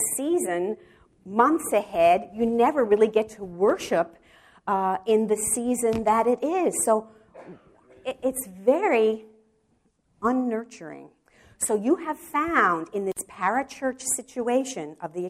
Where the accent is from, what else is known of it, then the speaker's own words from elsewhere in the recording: New York City, New York, United States; moved away as an adult; now in Wichita, United States; I'm from the Bronx